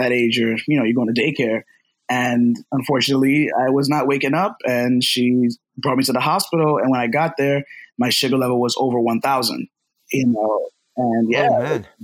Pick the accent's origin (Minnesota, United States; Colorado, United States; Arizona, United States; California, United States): California, United States; Los Angeles; now in Brooklyn, United States; I was born over